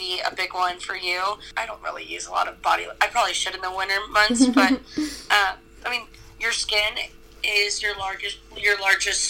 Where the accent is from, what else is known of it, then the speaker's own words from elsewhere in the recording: Greensboro, North Carolina, United States; I grew up in Greensboro, North Carolina.